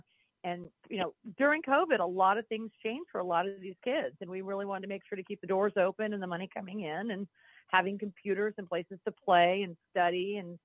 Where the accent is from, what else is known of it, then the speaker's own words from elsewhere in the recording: Los Angeles, California, United States; I mean, you know, when you talk about growing up in Los Angeles, you know, everybody around here is like, oh, I grew up on Mexican food.